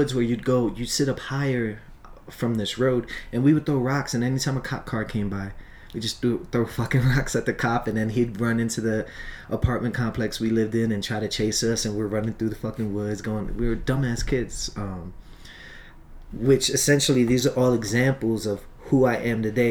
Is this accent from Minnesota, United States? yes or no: no; Long Island, New York, United States; also born or lived in Brooklyn; I was born in Brooklyn, and then I was raised in Long Island